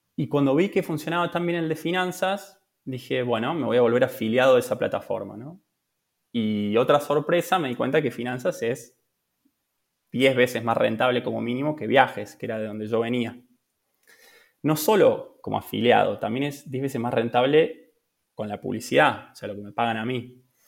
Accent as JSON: {"language": "Spanish", "region": "Córdoba", "country": "Argentina", "also_born_or_lived": "Buenos Aires", "moved": "as an adult", "lives_now": "Italy", "said": "soy de Córdoba, de, de Argentina."}